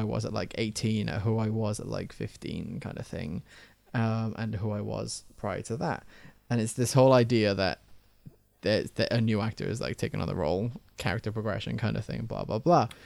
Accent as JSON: {"language": "English", "region": "Wales", "country": "United Kingdom", "said": "I'm Welsh."}